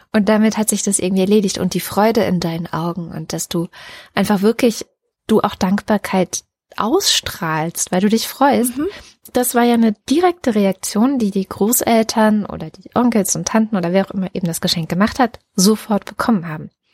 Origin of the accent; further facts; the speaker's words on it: East Germany, Germany; ich bin in Ostdeutschland in der DDR geboren und es war immer so, dass der Familienkreis eigentlich beieinander Weihnachten gefeiert hat